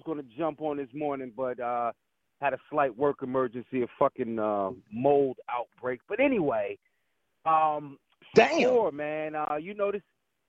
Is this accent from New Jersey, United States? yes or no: yes; Newark, New Jersey, United States; I'm from North. Get the fuck out of here. Roseville Ave, 2nd Ave, 3rd Ave, 4th Ave, 11th Street, 12th Street, Ampere, all of that.